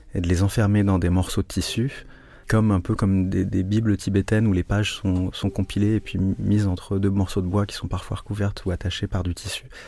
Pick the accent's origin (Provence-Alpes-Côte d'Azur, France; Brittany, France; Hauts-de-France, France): Brittany, France; Rennes; also born or lived in Japan / Hong Kong / Portugal; now in Lisbon, Portugal; je suis né à Rennes, dans une ville qui est, où on voit encore beaucoup de maisons du Moyen-Âge, à Colombage